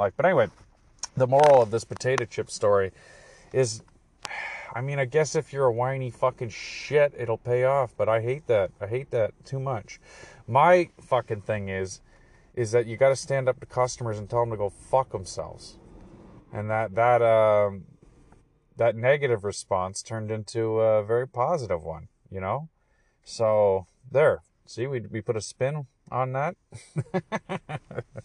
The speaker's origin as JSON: {"language": "English", "country": "Canada", "said": "I'm Canadian"}